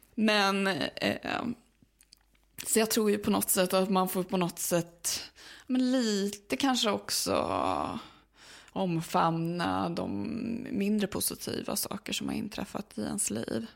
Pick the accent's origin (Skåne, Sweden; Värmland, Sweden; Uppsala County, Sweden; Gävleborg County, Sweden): Uppsala County, Sweden; Uppsala; det är min hemstad